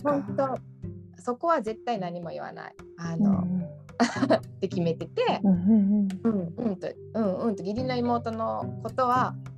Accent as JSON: {"language": "Japanese", "country": "Japan", "tie": "born or raised there", "moved": "as an adult", "lives_now": "Naples, Italy", "said": "自分が日本で育ってきた環境しか知らないわけで"}